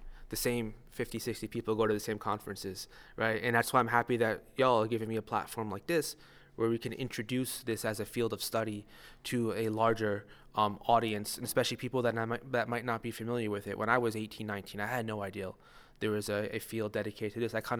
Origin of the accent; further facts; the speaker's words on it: Stamford, Connecticut, United States; I'm originally from Stamford, Connecticut